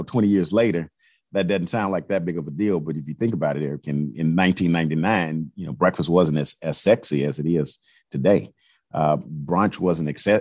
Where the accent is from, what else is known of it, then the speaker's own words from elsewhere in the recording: Houston, Texas, United States; I'm from Fifth Ward, but my roots in Third and Fourth Ward I grew up going to church in Fourth Ward